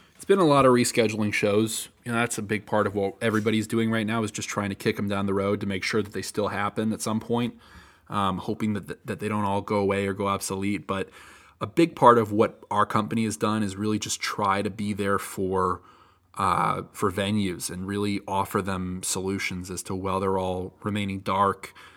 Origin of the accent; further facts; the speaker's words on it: United States; also born or lived in near Spring Lake, New Jersey; I'm American